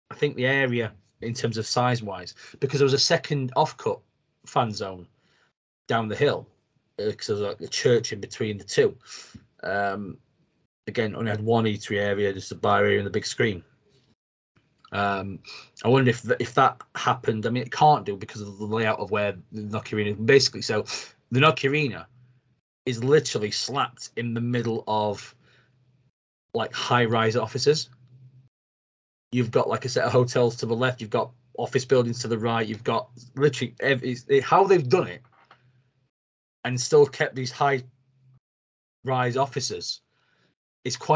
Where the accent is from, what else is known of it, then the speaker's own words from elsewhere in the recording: United Kingdom; British, you go and you measure things on how much a pint of beer is. Um, it's just what you do as a Brit.